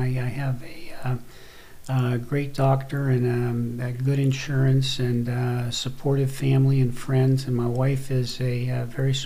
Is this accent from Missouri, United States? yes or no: no; Monaca, Pennsylvania, United States; I grew up in Monaca, Pennsylvania, small steel town